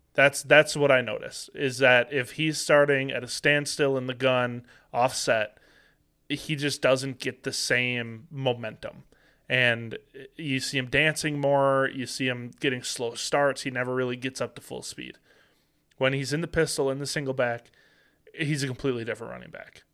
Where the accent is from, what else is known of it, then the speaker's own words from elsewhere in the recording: Green Bay, Wisconsin, United States; born and raised in Green Bay